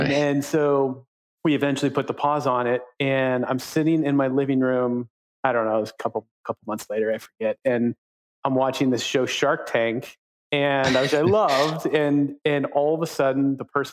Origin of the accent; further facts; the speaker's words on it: Midwest, United States; I grew up in the Midwest